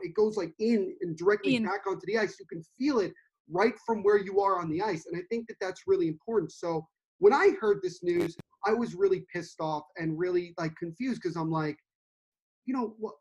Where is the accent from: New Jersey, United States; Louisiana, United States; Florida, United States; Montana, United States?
New Jersey, United States; Central; I'm from Central New Jersey